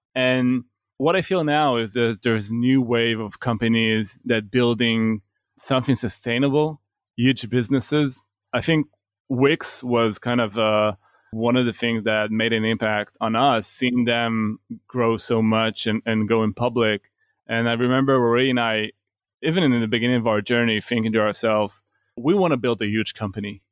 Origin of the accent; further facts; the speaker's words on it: Israel; we're from Israel